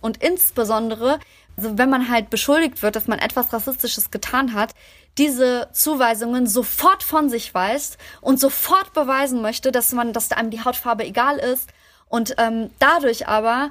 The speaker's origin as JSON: {"language": "German", "country": "Germany", "said": "meine Heimat ist Deutschland"}